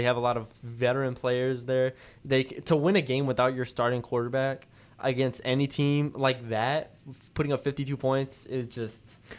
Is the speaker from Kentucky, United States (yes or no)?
no; San Antonio, Texas, United States; moved away; I'm from San Antonio